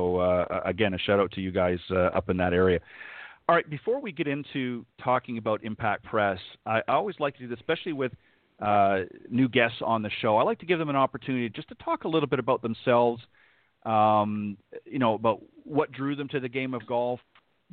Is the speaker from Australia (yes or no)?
no; Canada; moved away; I'm originally from Canada